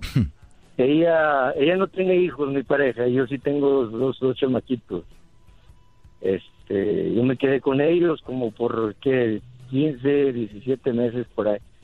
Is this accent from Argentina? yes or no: no; San Nicolás, Mexico; moved away; Soy de San Nicolás